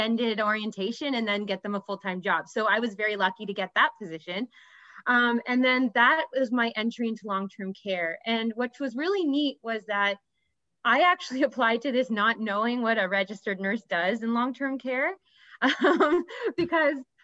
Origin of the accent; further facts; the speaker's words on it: Ottawa, Ontario, Canada; also born or lived in Toronto; I had to move back to my hometown of Ottawa